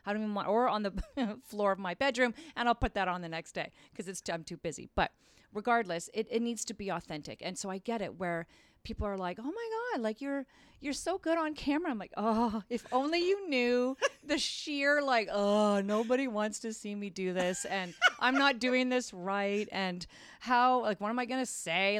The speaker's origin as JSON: {"language": "English", "town": "Craighurst", "region": "Ontario", "country": "Canada", "tie": "born or raised there", "said": "I grew up in Craighurst, Ontario, which is outside of Barrie"}